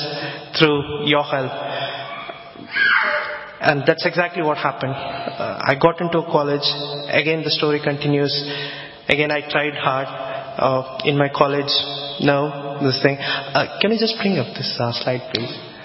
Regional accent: southwest India, India; now in Harrow, United Kingdom; I'm basically from India, from the southwest region of India. If I tell the name of my town, it's probably doesn't show up on the Google as well.

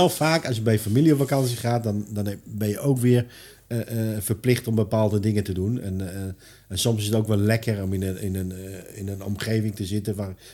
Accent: Netherlands; En wij als Nederlander, ja, we denken, we hebben ervoor betaald.

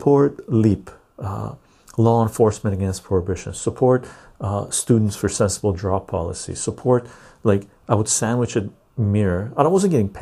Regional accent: Canada; As a Canadian

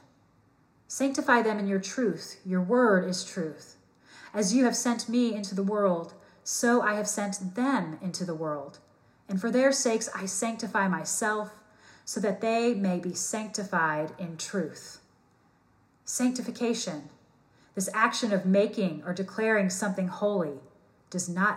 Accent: New Albany, Indiana, United States; I was born and raised in Southern Indiana in a town with the motto, New Albany, Indiana, the sunny side of Louisville, Kentucky.

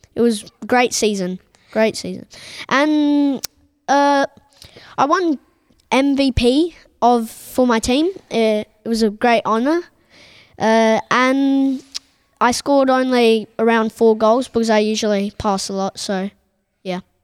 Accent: Colombia; moved away; my home country play called Colombia

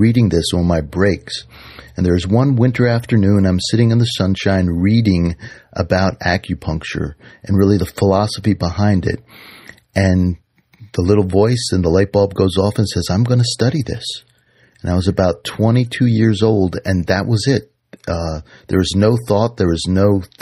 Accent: Washington, District of Columbia, United States; I grew up in Washington, D.C. in a small row house in Adams Morgan

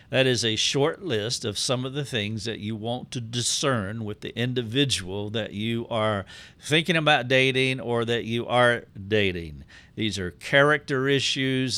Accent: the South, United States; I'm from the South. I have been shaped by the Southern culture

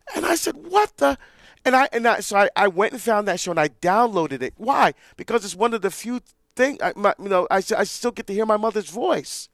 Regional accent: Barbados; moved away; we're from Barbados, that's where I was born.

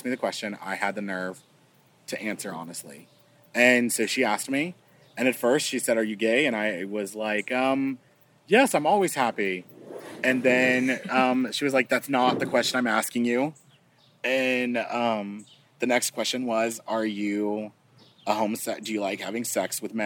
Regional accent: Wharton, Texas, United States; also born or lived in Bastrop, Texas; I grew up in a small town. It's near a small town. Population of 10,000 people. And it's called Wharton, Texas.

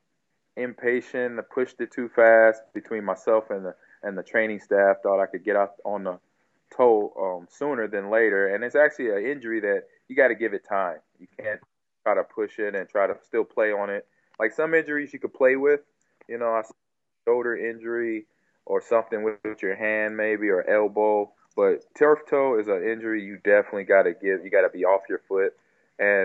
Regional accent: Nebraska, United States; also born or lived in California; I moved back from California to Nebraska.

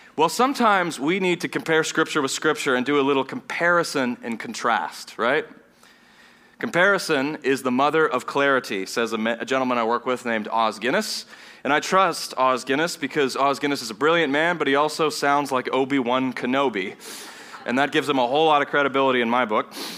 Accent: Vienna, Austria; moved away; also born or lived in Southern United States; I grew up in, in Vienna, Austria, which is a German-speaking nation

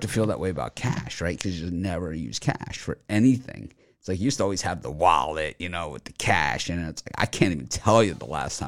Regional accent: Miami, Florida, United States; moved away; also born or lived in Fort Lauderdale; my Facebook friends that I grew up with in Miami

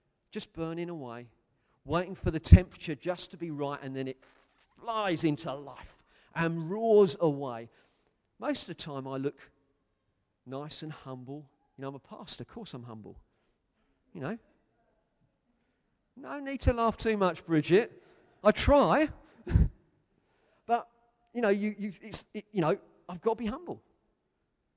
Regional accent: United Kingdom; I'm British.

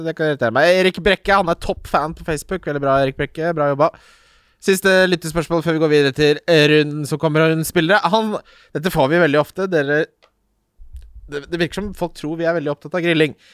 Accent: Ski, Akershus, Norway; moved away; hjembyen min Ski, for jeg lengter hjem

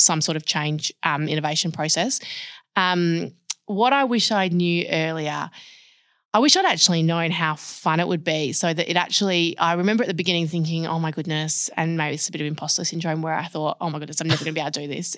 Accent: Perth, Western Australia, Australia; born and bred in Perth.

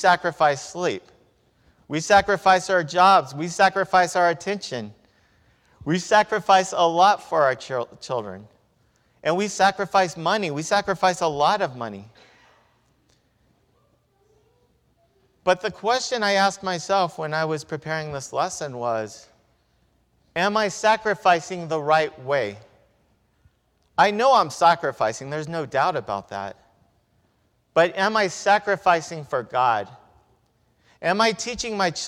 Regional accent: Victorville, California, United States; When I was growing up in Victorville

